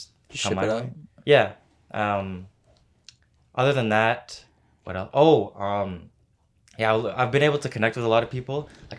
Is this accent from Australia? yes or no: no; Vancouver, British Columbia, Canada; I'm from Vancouver